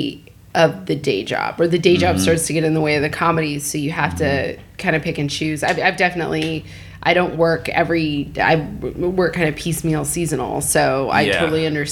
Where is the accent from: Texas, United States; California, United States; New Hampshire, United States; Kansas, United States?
California, United States; Northern; accent: Northern California dialect; moved away; my hometown in Northern California